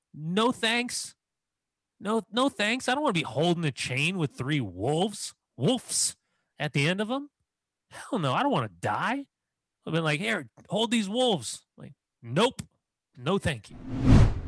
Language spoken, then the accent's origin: English; Southern California, United States; I'm a Clippers guy for basketball growing up in Southern California